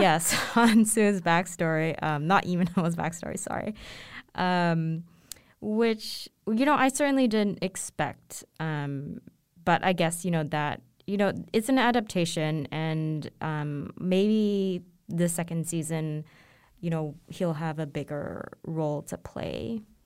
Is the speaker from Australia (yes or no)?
no; Hong Kong; growing up in Hong Kong to a, um, Chinese family